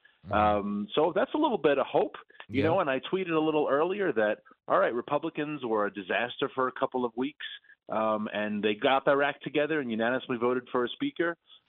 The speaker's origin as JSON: {"language": "English", "region": "New York", "country": "United States", "said": "as a New Yorker"}